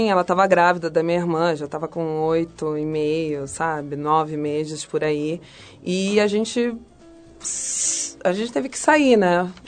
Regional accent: Mexico; Eu sou mexicana, mas o pai do meu pai é francês, e francês com inglês.

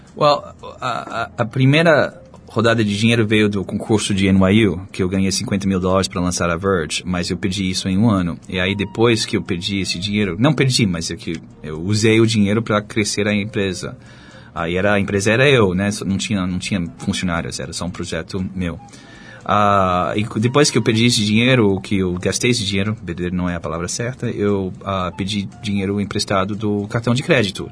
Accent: United States; Portuguese is a second language; moved away as an adult; also born or lived in France / Charlottesville, Virginia; now in Brazil; eu cresci nos Estados Unidos

